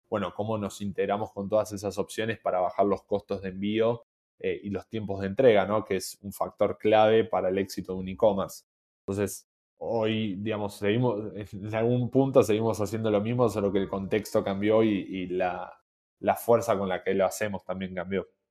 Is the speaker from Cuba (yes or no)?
no; Argentina; siendo argentinos